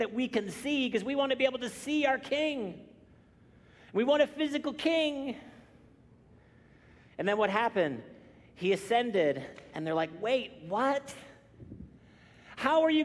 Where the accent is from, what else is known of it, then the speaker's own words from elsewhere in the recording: Canada; I'm Canadian